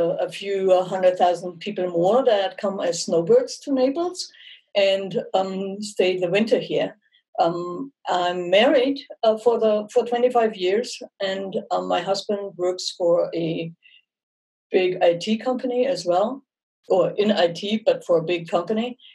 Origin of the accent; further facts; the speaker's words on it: Munich, Bavaria, Germany; accent: German; English is a second language; moved away as an adult; now in United States; I'm born and raised in Munich